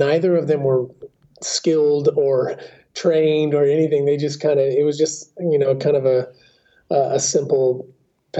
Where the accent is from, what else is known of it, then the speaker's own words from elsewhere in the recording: Southern Oregon, United States; I am a Southern Oregon native, born and raised in Oregon in the Pacific Northwest